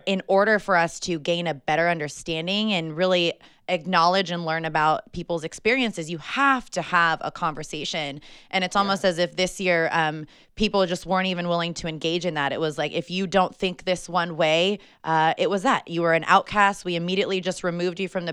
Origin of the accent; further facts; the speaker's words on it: Napa, California, United States; I'm born and raised in Napa